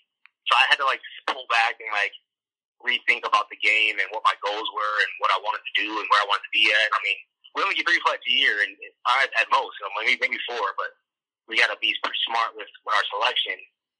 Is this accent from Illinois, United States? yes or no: yes; Chicago, Illinois, United States; And we're in Chicago, so it was like all my hometown.